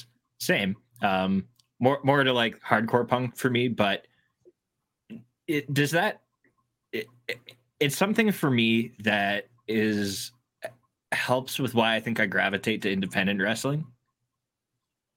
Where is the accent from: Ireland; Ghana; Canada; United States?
Canada; Hamilton, Ontario; my hometown of Hamilton